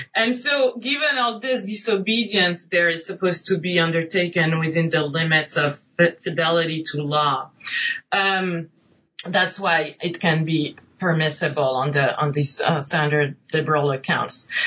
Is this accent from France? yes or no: yes; Nice, Provence-Alpes-Côte d'Azur, France; moved away; also born or lived in New England; I'm originally from France. I grew up right outside Nice on the French Riviera.